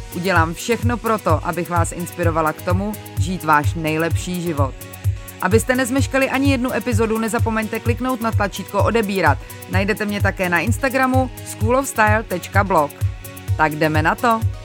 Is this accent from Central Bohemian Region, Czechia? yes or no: yes; Mělník, Central Bohemian Region, Czechia; also born or lived in Angola